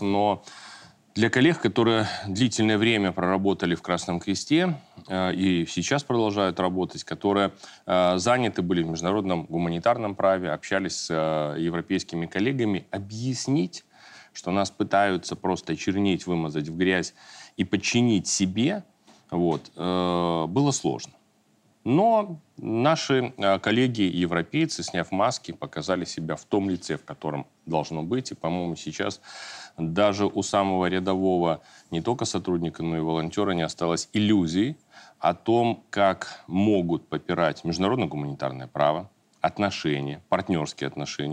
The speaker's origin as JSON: {"language": "Russian", "country": "Belarus", "said": "мы, белорусы"}